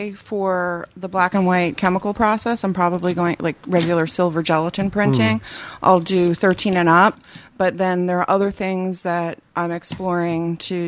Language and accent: English; Union, New Jersey, United States; I'm from Union.